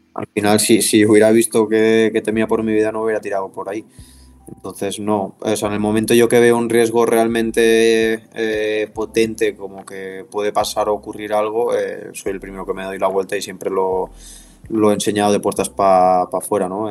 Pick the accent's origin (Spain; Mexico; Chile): Spain; Les, Catalonia; en Viella o en Les, que es mi pueblo